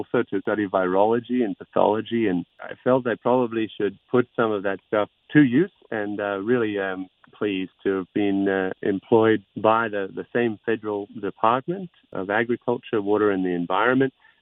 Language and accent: English; Queensland, Australia; also born or lived in Sydney, New South Wales; now in Great Ocean Road, Australia; I was born in Sydney, as it happened, but I grew up in Queensland.